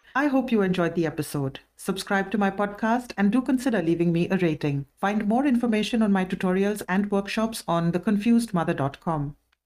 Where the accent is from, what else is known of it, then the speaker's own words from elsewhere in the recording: India; my husband is German, I'm Indian, and we've grown up, we've been raised very differently